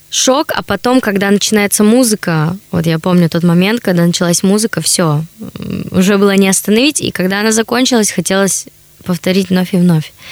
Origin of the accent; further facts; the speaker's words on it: Chelyabinsk, Chelyabinsk Oblast, Russia; now in Saint Petersburg, Russia; Я вообще из Челябинска. На данный момент живу в Санкт-Петербурге.